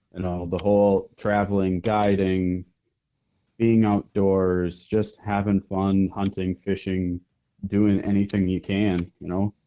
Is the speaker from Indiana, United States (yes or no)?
no; north of Green Bay, Northeast Wisconsin, United States; I am from Northeast Wisconsin, up just a little bit north of Green Bay